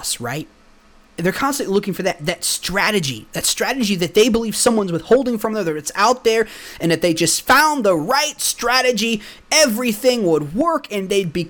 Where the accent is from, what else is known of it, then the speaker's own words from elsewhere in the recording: Texas, United States; also born or lived in the north (US); I'm actually from the north. Well, I mean, I grew up in Texas all my life. I am from the north. We moved down here when I was 3. So I've lived the bulk of my life here.